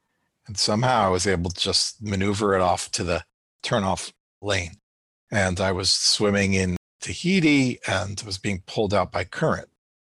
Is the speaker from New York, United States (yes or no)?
yes; New York, United States; now in Los Angeles, United States; I'm from New York, kind of Brooklyn vibe.